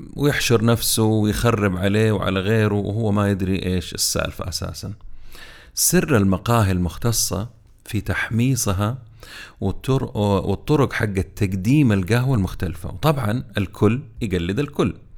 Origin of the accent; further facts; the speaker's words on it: Jeddah, Makkah Province, Saudi Arabia; عندنا في جدة